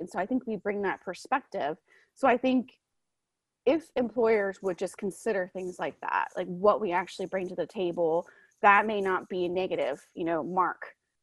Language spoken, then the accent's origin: English; Florida, United States; moved away as an adult; also born or lived in Alaska; I grew up in Florida. He got stationed in my hometown